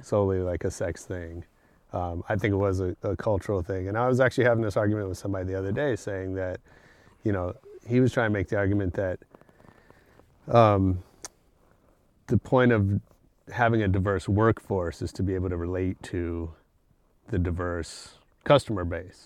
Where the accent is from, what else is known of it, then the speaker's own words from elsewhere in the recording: San Francisco, California, United States; moved away as an adult; also born or lived in Berkeley / Los Angeles; I grew up in San Francisco